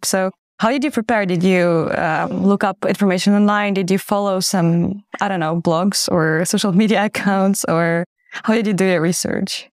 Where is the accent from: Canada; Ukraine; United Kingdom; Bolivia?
Ukraine; moved away as an adult; now in Netherlands; an expat from Ukraine who's been living in the Netherlands for over seven years